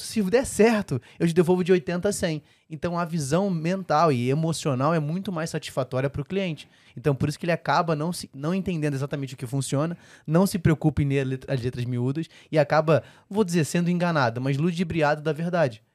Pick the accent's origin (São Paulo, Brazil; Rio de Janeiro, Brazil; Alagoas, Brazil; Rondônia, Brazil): Rio de Janeiro, Brazil; Eu sou carioca